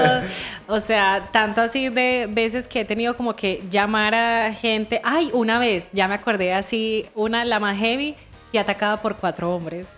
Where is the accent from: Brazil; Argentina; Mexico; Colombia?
Colombia; Medellín, Antioquia; moved away as an adult; also born or lived in Barcelona, Spain; now in Chile; yo soy de Medellín